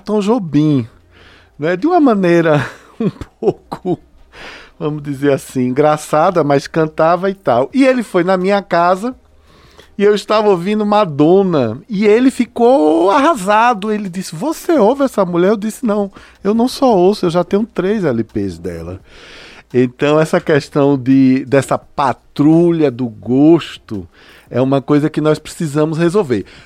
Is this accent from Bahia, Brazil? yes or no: yes; Juazeiro, Bahia, Brazil; also born or lived in Recife / Minas Gerais; now in Juazeiro, Brazil; Na minha adolescência em Juazeiro